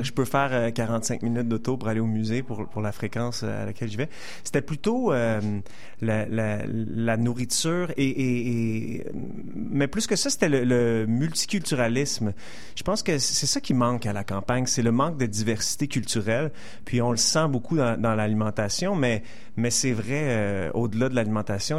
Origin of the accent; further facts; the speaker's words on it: Montreal, Quebec, Canada; je suis né ici, j'ai passé 30 ans ici, j'ai grandi grandi à NDG